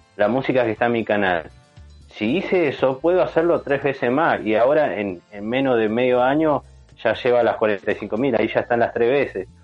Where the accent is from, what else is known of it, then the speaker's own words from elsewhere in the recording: San Martín de los Andes, Neuquén, Argentina; yo me crié en San Martín de los Andes también, soy de Neuquén y bueno, me crié allá en San Martín.